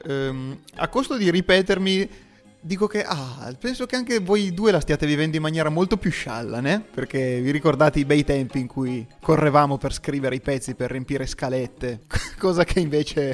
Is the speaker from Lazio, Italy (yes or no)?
no; province of Cuneo, Piedmont, Italy